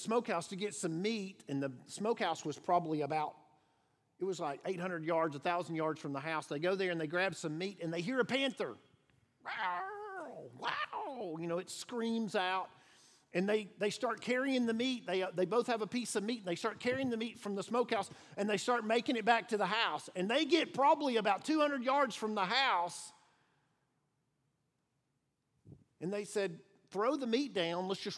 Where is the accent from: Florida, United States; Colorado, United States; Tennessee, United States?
Tennessee, United States; outside of Chattanooga; I grew up outside of Chattanooga